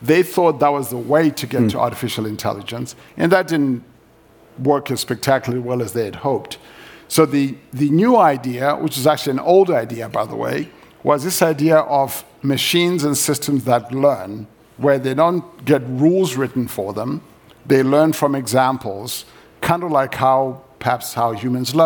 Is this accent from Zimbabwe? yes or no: yes; Zimbabwe; moved away; I grew up in Zimbabwe.